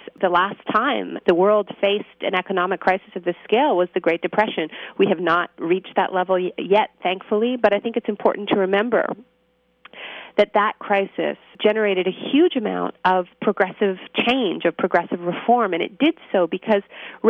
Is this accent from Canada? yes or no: yes; Canada; I'm Canadian